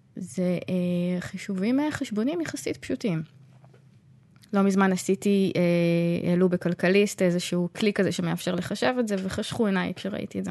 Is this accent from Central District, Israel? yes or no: yes; Tzoran, Central District, Israel; אני גדלתי בצורן, זה מקום שגורות בו רק משפחות מאוד מאוד הומוגניות